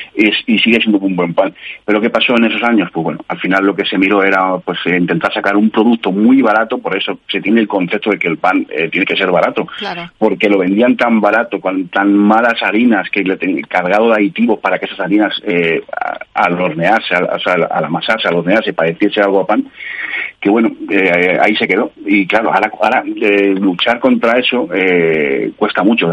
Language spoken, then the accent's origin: Spanish; Madrid, Community of Madrid, Spain; yo que soy de aquí de Madrid, bueno, haya vivido por muchos sitios